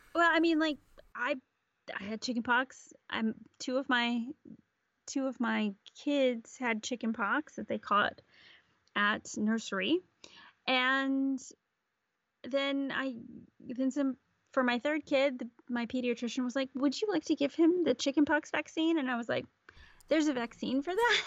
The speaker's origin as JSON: {"language": "English", "country": "United States", "moved": "yes", "said": "as an American living outside the U S"}